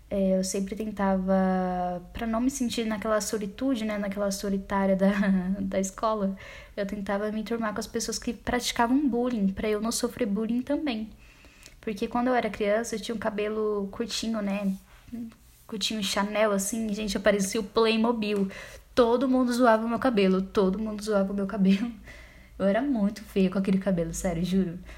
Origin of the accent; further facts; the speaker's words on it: São Paulo, Brazil; born there; Como eu disse, nasci em São Paulo, nasci no bairro Grajaú, extremo da Zona Sul.